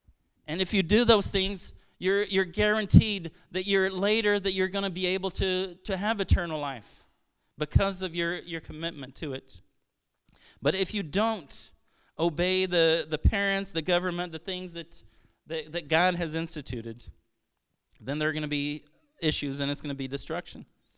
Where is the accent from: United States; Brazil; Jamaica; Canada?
Brazil; I'm originally from Brazil. My parents are missionaries there.